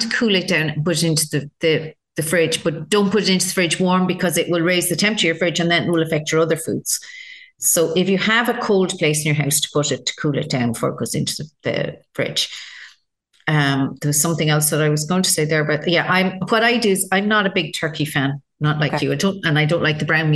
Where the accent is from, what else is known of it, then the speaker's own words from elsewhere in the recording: Ireland; we're Irish.